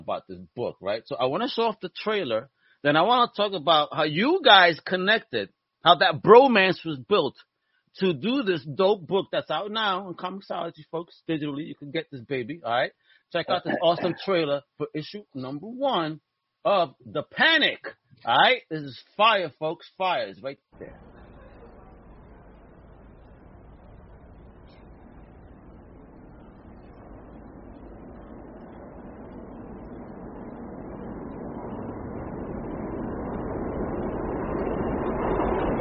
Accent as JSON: {"language": "English", "town": "New York City", "region": "New York", "country": "United States", "tie": "born or raised there", "moved": "yes", "lives_now": "Florida, United States", "said": "I grew up in Brooklyn"}